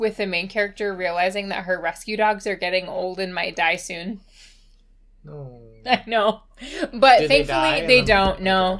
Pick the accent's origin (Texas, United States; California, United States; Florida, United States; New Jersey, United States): Florida, United States; moved away; I was born in Florida, and I've never been.